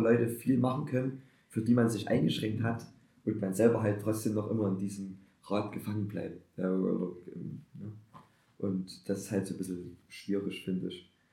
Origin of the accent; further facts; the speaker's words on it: Germany; als Deutscher